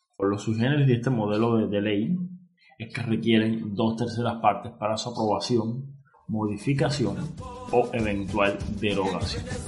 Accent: Cuba; como cubano que soy

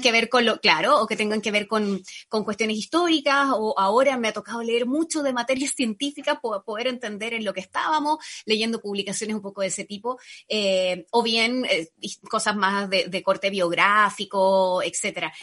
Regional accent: Panama; now in Chile; Yo crecí en Panamá

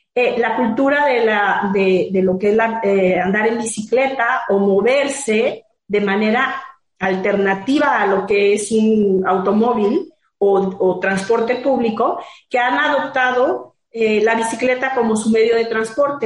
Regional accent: Guadalajara, Jalisco, Mexico; moved away as an adult; now in Puerto Vallarta, Mexico; Yo soy de Guadalajara también, pero desde hace 10 años estoy acá en Vallarta

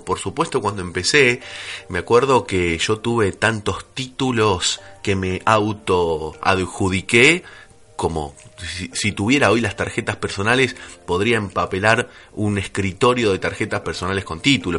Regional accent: Argentina; como buen argentino

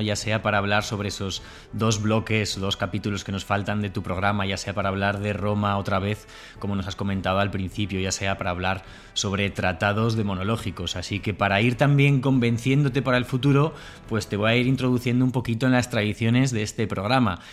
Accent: Bilbao, Basque Country, Spain; also born or lived in Burgos; now in Córdoba, Spain; cordobés de adopción, burgalés, bilbaíno de nacimiento, medio bilbaíno, medio burgalés

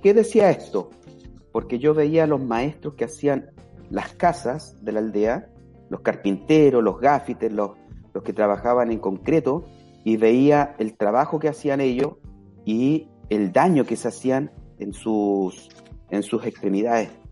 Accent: Santiago, Santiago Metropolitan Region, Chile; moved away; also born or lived in Punta de Tralca; yo soy santiaguino, nacido en Santiago

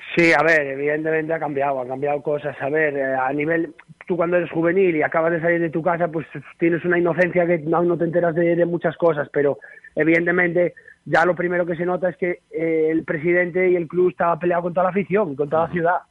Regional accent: Galicia, Spain; moved away as an adult; also born or lived in Ukraine; now in Vitoria, Spain; soy un mal gallego.

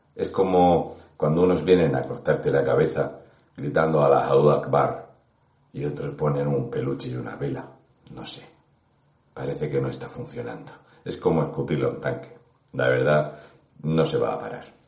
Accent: Region of Murcia, Spain; un murciano encabronado

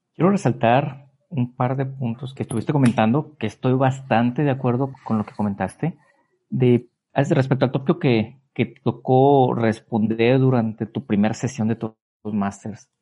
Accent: Mexico; me empecé a hacer turista en mi país

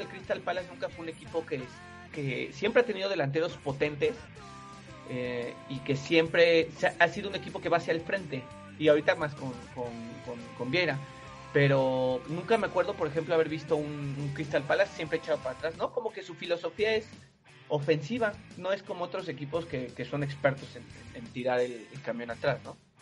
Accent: Mexico; somos mexicanos

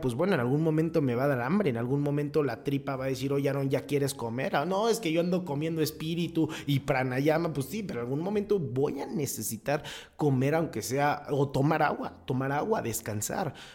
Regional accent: Mexico; yo soy imputual porque soy mexicano

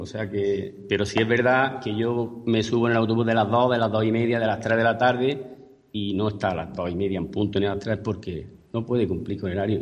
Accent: Spain; los, vecinos de Alfacas, que entre ellos estoy yo

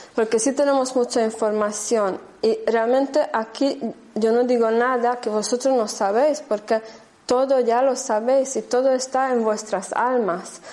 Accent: Germany; Spanish is a second language; moved away as an adult; also born or lived in Andalusia; now in Spain; no soy española, soy de raíz rumana húngara, ¿vale? De, corazón y alma más bien húngara, y crecí en Alemania.

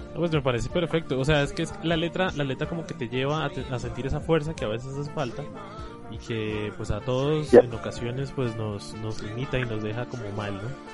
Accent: Colombia; nosotros como colombianos

